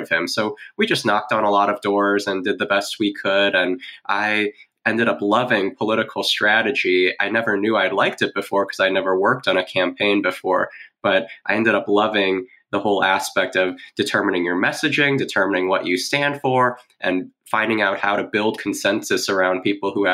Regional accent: Indiana, United States; growing up in Indiana, even though we're like a suburb exurb of Chicago

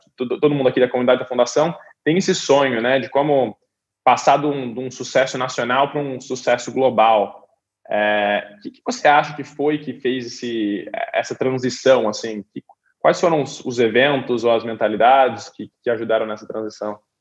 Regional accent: Brazil; now in Silicon Valley, United States; a gente como brasileiro

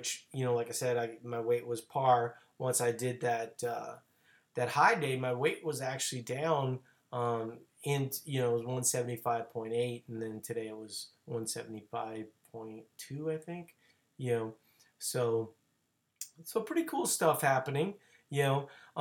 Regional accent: New Orleans, Louisiana, United States; born or raised there; moved away

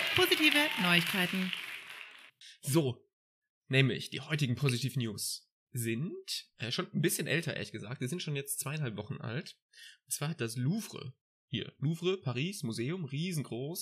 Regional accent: Mannheim, Baden-Württemberg, Germany; moved away as an adult; now in Hamburg, Germany; ich komme aus Mannheim eigentlich

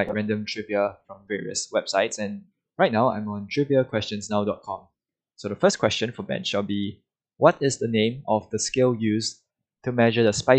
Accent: Singapore; I'm Singaporean

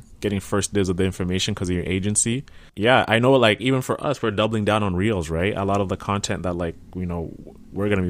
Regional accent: Sarnia, Ontario, Canada; I'm coming live from the Sarnia, Ontario. Sarn Vegas, as we call it here

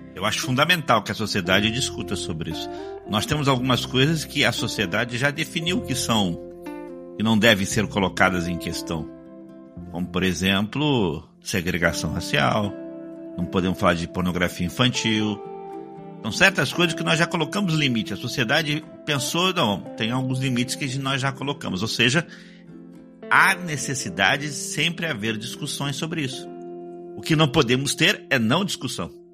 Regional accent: Rio de Janeiro, Brazil; eu sou carioca

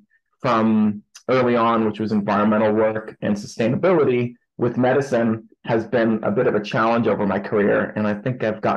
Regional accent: Boston, Massachusetts, United States; also born or lived in New York City; now in Salt Lake City, United States; I originally grew up in Boston, Massachusetts

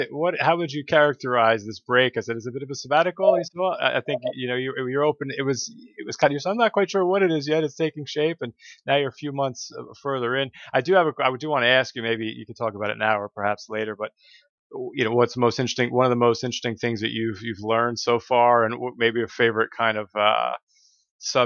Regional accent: Northeast, United States; I was born in the Northeast in the U.S.

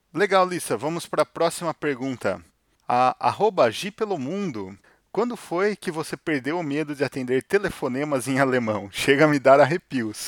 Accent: Brazil; moved away as an adult; now in Germany; nós sendo brasileiros

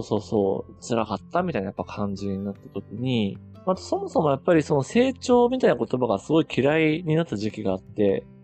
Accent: Ōtsuchi, Iwate, Japan; 僕らの実家って岩手県の大槌町っていう、まあ、めちゃめちゃ田舎というかね

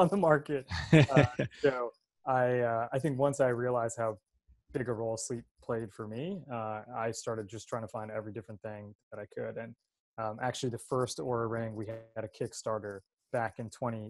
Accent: New Jersey, United States; as a kid growing up in New Jersey

